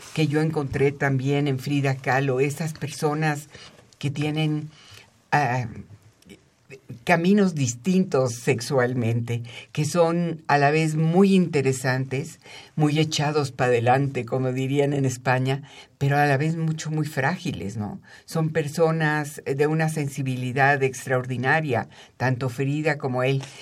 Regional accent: Mexico City, Mexico; yo soy chilanga, nací aquí y he vivido aquí toda mi vida

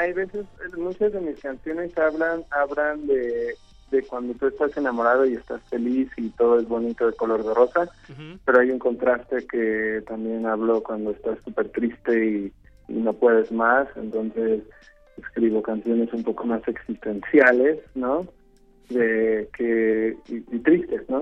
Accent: Mexico; now in Los Angeles, United States; Y en México y ya después me fui, a, a Los Ángeles y pues también terminó de crecer ahí un poco

